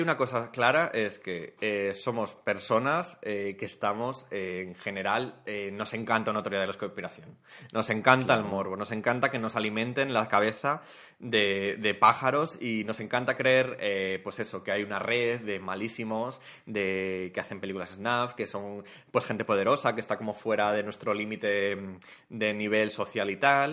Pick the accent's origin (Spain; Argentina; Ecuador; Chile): Spain; esos éramos nosotros, o sea, esa era la socie-, la sociedad española hace veinticinco años